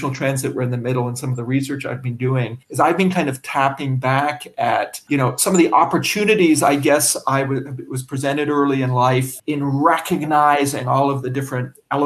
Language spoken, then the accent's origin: English; Canada; moved away; I'm a Canadian